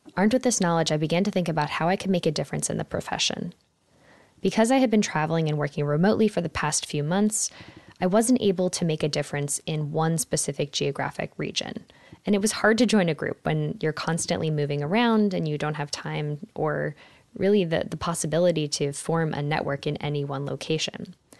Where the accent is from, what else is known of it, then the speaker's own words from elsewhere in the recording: Philadelphia, Pennsylvania, United States; I grew up in Philadelphia, Pennsylvania